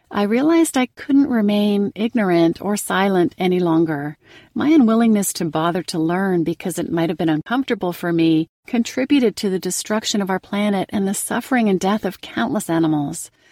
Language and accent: English; Canada; now in North Carolina, United States; born and raised in Canada, and now living in the U S in North Carolina